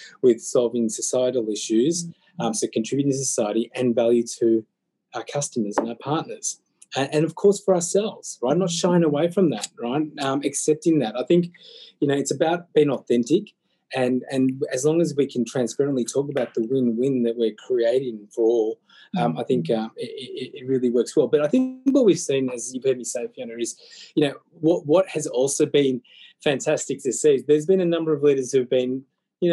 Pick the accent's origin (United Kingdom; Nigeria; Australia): Australia; I was born and blessed in Aussie